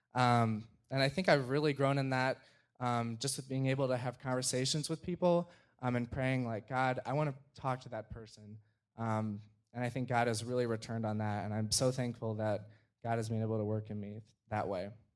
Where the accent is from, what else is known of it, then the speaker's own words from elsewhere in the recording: Gurnee, Illinois, United States; I'm from Gurnee, Illinois